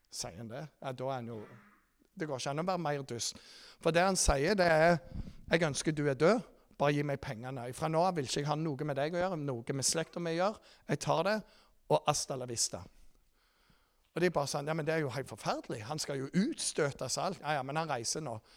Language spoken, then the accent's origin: Norwegian; Rogaland, Norway; Dere vet jeg er fra Jæren